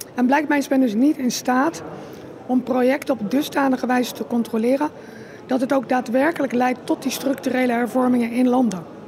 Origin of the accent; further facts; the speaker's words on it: Rotterdam, South Holland, Netherlands; Ik kom uit Rotterdam